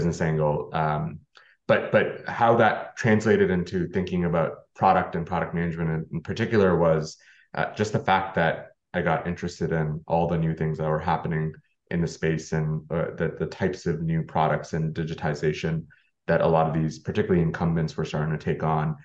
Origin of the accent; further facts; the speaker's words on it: Canada; now in United States; actually being Canadian myself, in the US